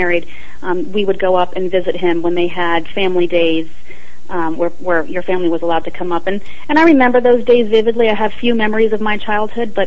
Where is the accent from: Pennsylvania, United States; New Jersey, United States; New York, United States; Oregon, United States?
New York, United States; Long Island; I was born in Long Island, New York